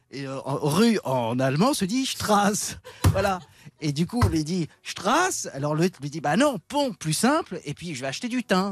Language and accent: French; Paris, Île-de-France, France; je, suis né dans le 16e, j'ai grandi dans le 16e, je me suis réinstallé dans le 16e